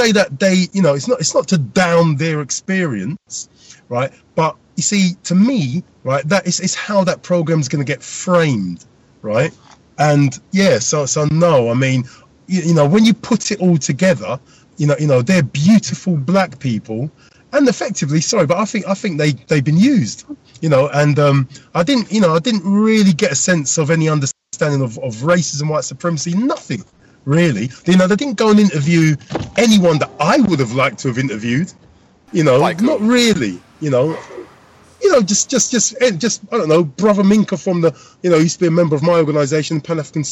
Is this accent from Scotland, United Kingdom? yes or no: no; London, United Kingdom; some of us are the same generation growing up in London or around the UK